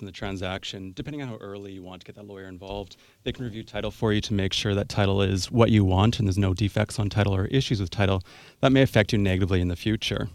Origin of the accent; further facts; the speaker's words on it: Sooke, British Columbia, Canada; also born or lived in Chemainus, British Columbia / Victoria, British Columbia; I was born, born in Chemainus, raised in Sioux, and moved into Victoria for law school. So, yes, I grew up in Sioux.